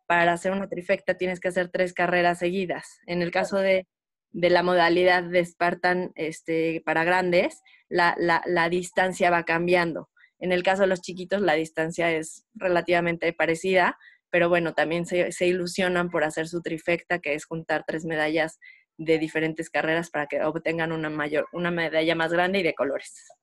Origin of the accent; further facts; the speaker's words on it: Morelia, Michoacán, Mexico; moved away as an adult; also born or lived in Mexico City; nosotros somos de Morelia, nos mudamos junto, ya yo ya casada